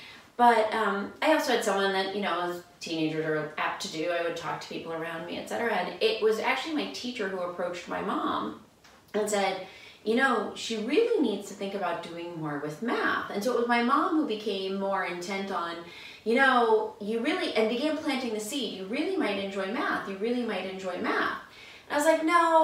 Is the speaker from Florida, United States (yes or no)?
no; Pennsylvania, United States; now in Iowa, United States; I grew up in Pennsylvania